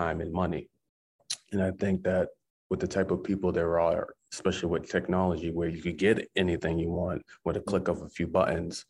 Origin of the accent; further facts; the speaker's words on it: Massachusetts, United States; now in Maine, United States; Mass where my hometown is